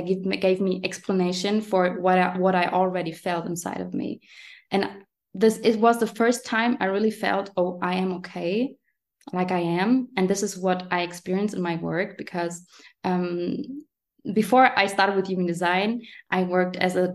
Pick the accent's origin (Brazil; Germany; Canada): Germany; English is a second language; next to Frankfurt and Aschaffenburg is where I was born. And now I'm living here